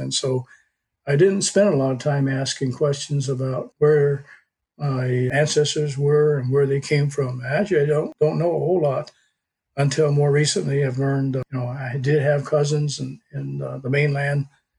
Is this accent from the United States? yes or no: yes; Jackson, Michigan, United States; That's the reason I was born in Jackson, which is where most people, when they ask me where I come from, I say Jackson, Michigan.